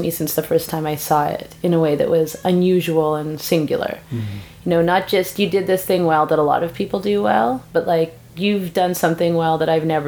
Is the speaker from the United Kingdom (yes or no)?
no; West Coast, Canada; I'm from the West Coast too.